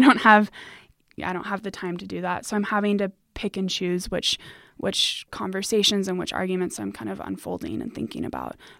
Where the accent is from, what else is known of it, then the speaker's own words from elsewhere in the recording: United States; as a Hispanic woman, I you know, I grew up in America